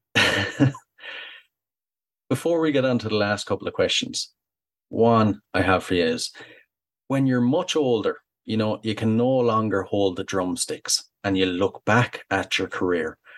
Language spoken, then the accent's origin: English; Ireland